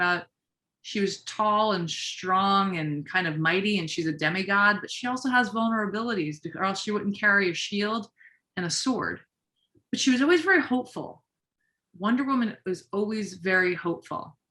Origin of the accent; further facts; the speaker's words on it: New York City, New York, United States; I'm a New Yorker